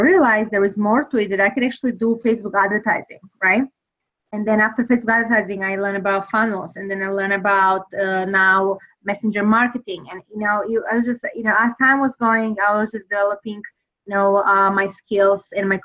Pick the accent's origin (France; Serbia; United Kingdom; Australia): Serbia; English is a second language; now in United States; I am originally from Serbia, so I really want to know and experience United States. And because I really loved it, I decided to move here